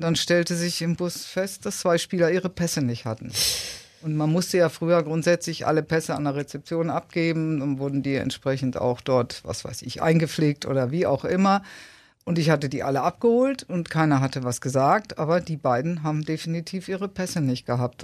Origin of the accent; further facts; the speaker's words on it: Dortmund, North Rhine-Westphalia, Germany; moved away as an adult; also born or lived in Unna / Munich / Mannheim; now in Kiel, Germany; ich bin geboren in Unna und habe aber dann, äh, dreiunddreißig Jahre in Dortmund gelebt.